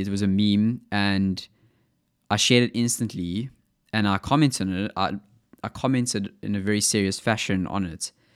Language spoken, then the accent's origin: English; South Africa; accent: South African; my South African accent